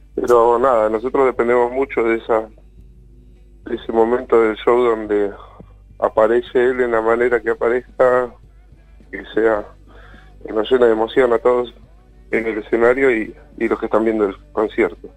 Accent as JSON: {"language": "Spanish", "town": "El Bolsón", "region": "Río Negro", "country": "Argentina", "tie": "born or raised there", "also_born_or_lived": "Golondrinas, Chubut", "said": "se me quemó mi pueblo natal"}